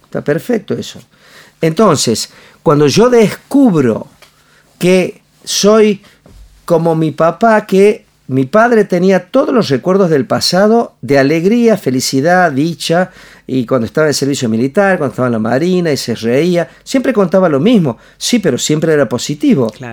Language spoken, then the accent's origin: Spanish; Añatuya, Santiago del Estero, Argentina; yo soy de Añatuya, de Medio del Monte, de Santiago del Estero, no soy un niño que, que, se, que estudió eh, en, ¿cómo se llama? en el mejor colegio de Córdoba, ni el, estudié en el Normal Florentino Meguino, un colegio super público